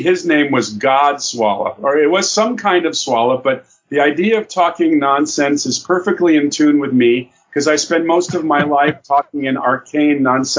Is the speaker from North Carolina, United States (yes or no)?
no; California, United States; also born or lived in Chicago, Illinois; I was born in Chicago, Illinois. My father hated the winters there, so he moved out to sunny California where his brother had a business.